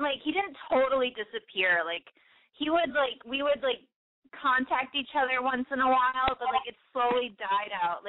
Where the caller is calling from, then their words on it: Chicago, Illinois, United States; I'm 24, and I am calling from Chicago with a boy problem.